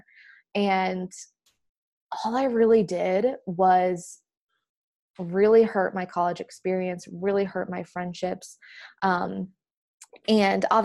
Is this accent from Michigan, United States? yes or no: yes; Traverse City, Michigan, United States; moved away as an adult; I grew up in Northern Michigan, in a small town called Traverse City